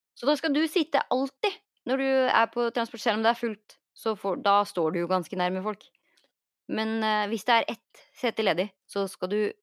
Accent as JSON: {"language": "Norwegian", "country": "Norway", "moved": "yes", "lives_now": "Los Angeles, United States"}